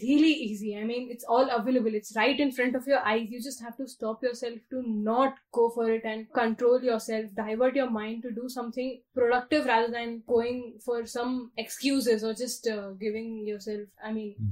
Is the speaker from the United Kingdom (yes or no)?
no; Mumbai, Maharashtra, India; moved away as an adult; also born or lived in Bangalore; being born and brought up in Mumbai